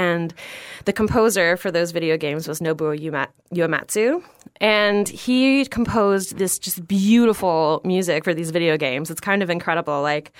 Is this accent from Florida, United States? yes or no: yes; Florida, United States; also born or lived in New York; And I grew up in Florida.